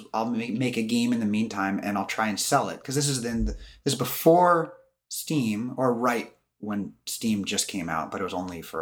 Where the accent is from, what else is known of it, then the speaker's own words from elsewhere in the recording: San Diego, California, United States; moved away as an adult; I did move back to where I grew up in San Diego